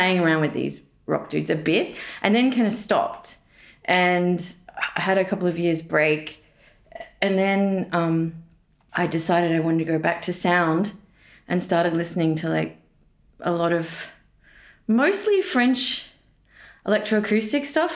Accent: Tasmania, Australia; moved away as an adult; now in Berlin, Germany; I'm from Tasmania, which is like an island underneath Australia, slightly different culturally.

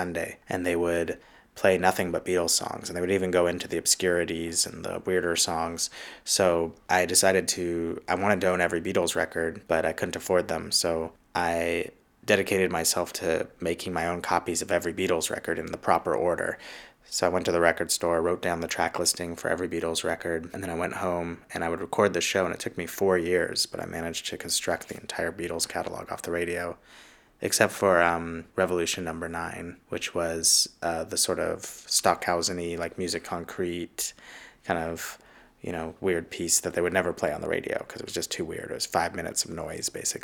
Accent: Los Angeles, California, United States; I grew up in Los Angeles

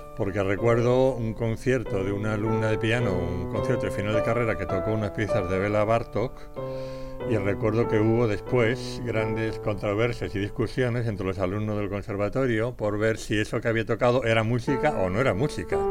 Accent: Madrid, Community of Madrid, Spain; Nací en Madrid el 5 de enero de 1941. O sea, fui muy realmente un regalito de, Reyes para mi familia. Por tanto, crecí en este Madrid

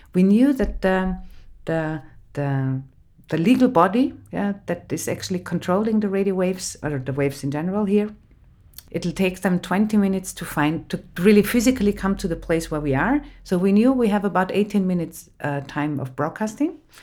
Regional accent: Innsbruck, Tyrol, Austria; English is a second language; moved away; also born or lived in Graz; I grew up in Innsbruck, in the western part of Austria.

